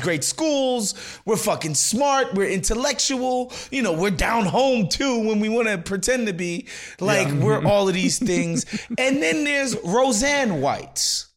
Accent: New York City, New York, United States; growing up in New York City

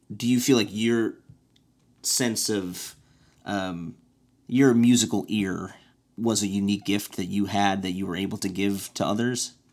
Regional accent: Evanston, Illinois, United States; my hometown in Evanston

